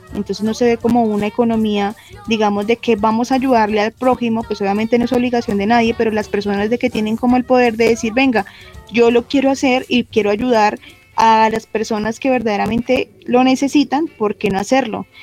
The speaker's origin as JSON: {"language": "Spanish", "country": "Colombia", "said": "Los colombianos tenemos"}